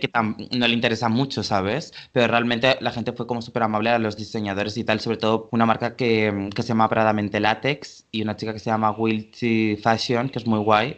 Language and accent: Spanish; Valencia, Valencian Community, Spain; now in Barcelona, Spain; vivo en Barcelona actualmente pero soy nacido en Valencia